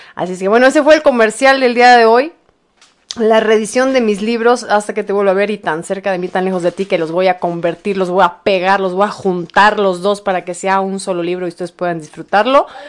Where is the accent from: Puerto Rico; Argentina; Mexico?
Mexico; somos los mexicanos